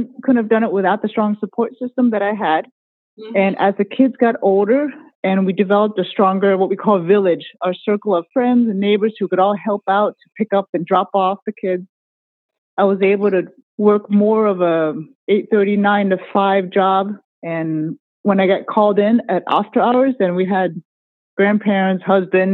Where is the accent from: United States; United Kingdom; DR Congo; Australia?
United States; I'm Chinese American. I was born in the U.S., but yes, I speak Cantonese